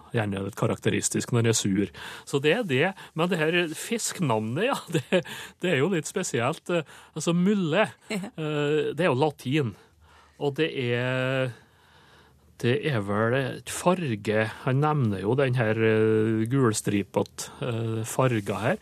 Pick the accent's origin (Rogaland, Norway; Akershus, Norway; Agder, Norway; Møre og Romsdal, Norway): Møre og Romsdal, Norway; Sunndalen, Indre Nordmøre; der jeg kommer fra, altså Sunndalen på Indre Nordmør